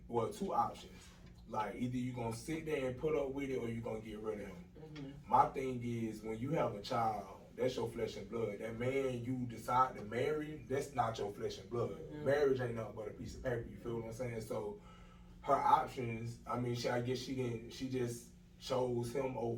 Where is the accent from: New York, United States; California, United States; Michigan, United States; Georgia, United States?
Georgia, United States; Dublin; moved away as an adult; now in Atlanta, United States; I'm originally from Dublin, Georgia. I've been here probably about 4 years now, 4 or 5 years now